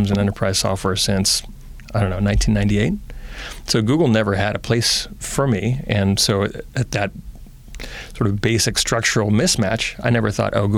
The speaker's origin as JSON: {"language": "English", "town": "Oakland", "region": "California", "country": "United States", "tie": "born or raised there", "also_born_or_lived": "Berkeley", "said": "I was born in Berkeley and raised in Oakland"}